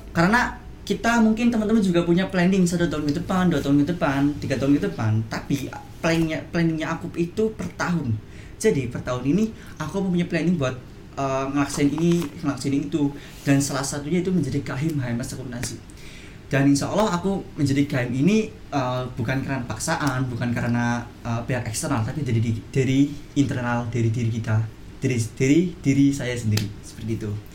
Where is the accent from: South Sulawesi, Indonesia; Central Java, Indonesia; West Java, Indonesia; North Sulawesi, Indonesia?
Central Java, Indonesia; Purwokerto; saya dari Prokerto